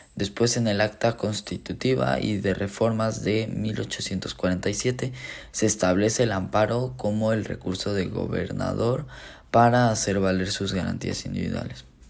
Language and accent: Spanish; Mexico; yo como mexicano